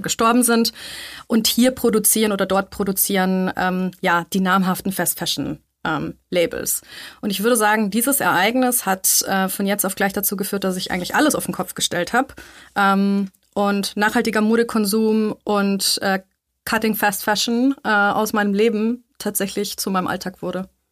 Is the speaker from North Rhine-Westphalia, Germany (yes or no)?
no; Munich, Bavaria, Germany; moved away as an adult; now in Vienna, Austria; ich bin in München aufgewachsen